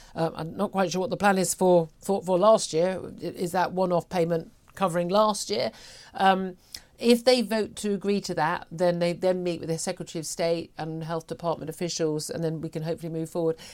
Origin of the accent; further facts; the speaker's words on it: United Kingdom; we're British